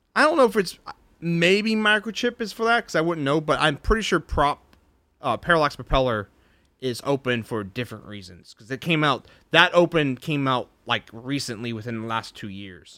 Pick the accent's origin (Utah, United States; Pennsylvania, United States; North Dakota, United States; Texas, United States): Texas, United States; I'm a Texan.